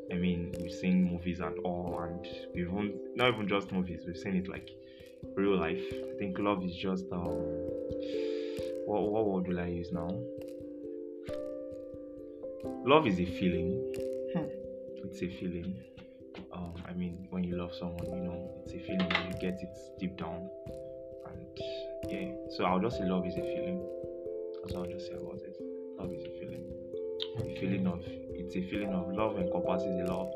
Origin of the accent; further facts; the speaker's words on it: Delta, Nigeria; I'm a Nigerian. And I'm from Delta State in Nigeria.